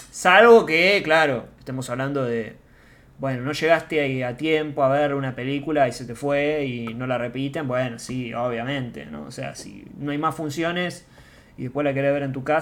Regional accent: Mar del Plata, Buenos Aires Province, Argentina; A ver, eh, soy de Mar del Plata, así que bueno, listo.

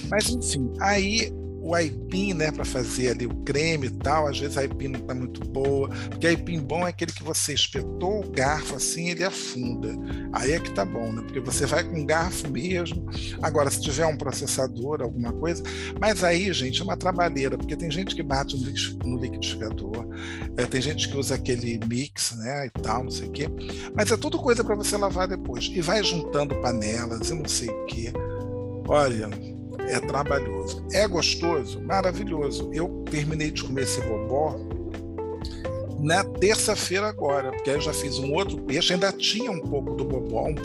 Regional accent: Bahia, Brazil; porque eu sou baiana, sou arretada, sou isso, sou aquilo.

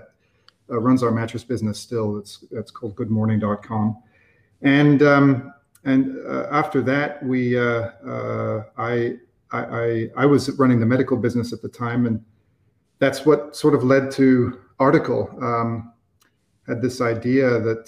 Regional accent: Edmonton, Alberta, Canada; also born or lived in London, England; I was born in England, in London, and emigrated to Edmonton, Alberta, Canada, Western Canada, when I was 6 years old with my family

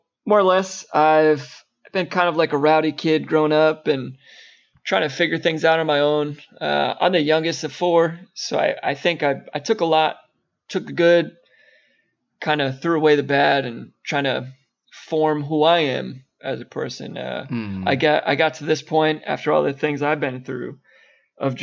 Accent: Long Island, New York, United States; moved away as an adult; I'm from Long Island, from New York. I left New York when I was about, I think I was 18.

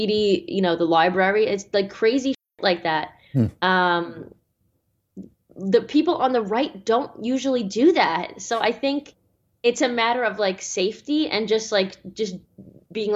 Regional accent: Australia; my home country of Australia

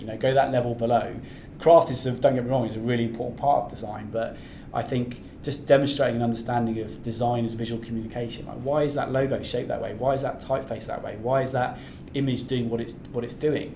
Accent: North Devon, South West England, United Kingdom; moved away; also born or lived in Australia; I'm from I'm from the West Country originally, I'm from North Devon

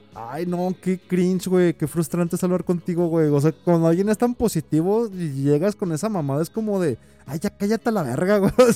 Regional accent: Jalisco, Mexico; soy de Jalisco

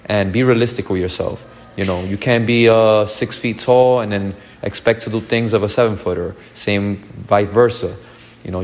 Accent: New York City, New York, United States; growing up in Brooklyn, New York

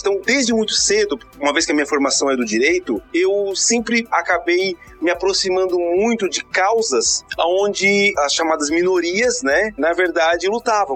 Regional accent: Santa Catarina, Brazil; eu sou de Santa Catarina

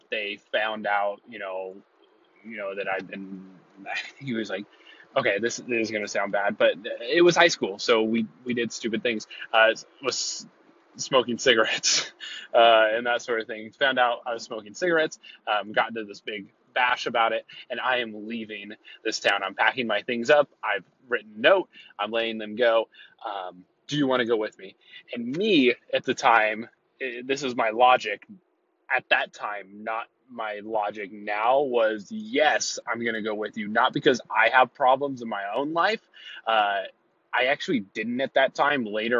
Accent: California, United States; I'll be headed back to my hometown of the central coast coming next 2 weeks or so.

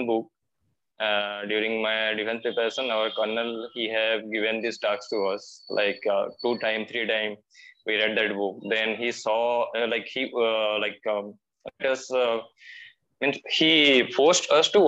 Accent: Sambalpur, Odisha, India; English is a second language; from Sambalpur

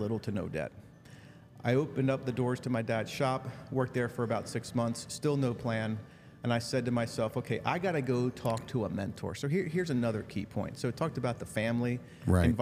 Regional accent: Lancaster County, Pennsylvania, United States; we grew up in Lancaster County, Mennonite culture

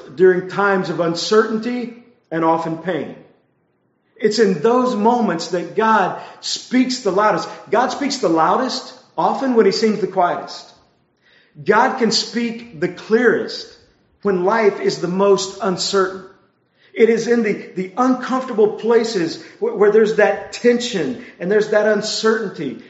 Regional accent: Texas, United States; I grew up in Texas, and I went to Texas A&M

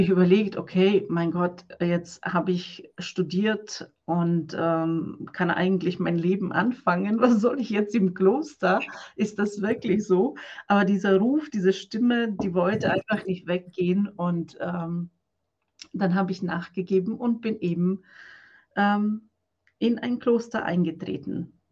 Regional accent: Croatia; now in Germany; Äh, ich komme aus Kroatien und bin seit 2008 in Deutschland. Und nach Deutschland bin ich gekommen als Nonne.

